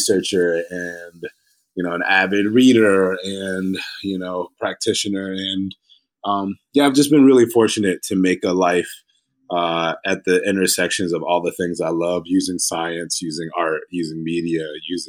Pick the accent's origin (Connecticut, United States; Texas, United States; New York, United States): Connecticut, United States; Hartford; moved away as an adult; now in Philadelphia, United States; I grew up really poor in Hartford, Connecticut